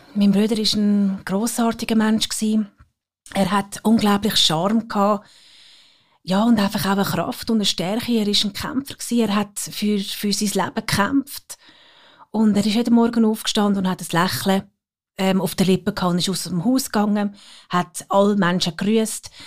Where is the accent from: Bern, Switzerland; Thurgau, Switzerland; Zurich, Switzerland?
Zurich, Switzerland; Geroldswil; sind wir in Geroldswil aufgewachsen und äh, dann auf Zürich gekommen